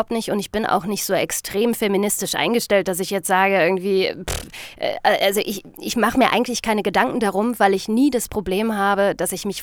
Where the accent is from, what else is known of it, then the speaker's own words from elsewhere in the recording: Northern Germany, Germany; ich bin Norddeutscher